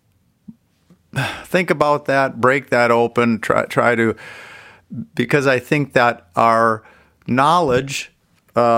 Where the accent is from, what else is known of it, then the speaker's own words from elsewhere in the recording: Minnesota, United States; I grew up Catholic in Minnesota